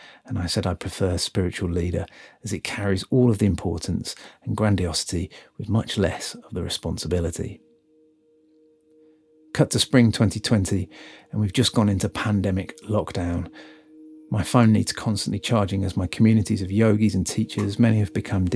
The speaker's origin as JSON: {"language": "English", "town": "Birmingham", "region": "West Midlands", "country": "United Kingdom", "also_born_or_lived": "Hackney, London", "moved": "yes", "lives_now": "London, United Kingdom", "said": "I'm from Birmingham"}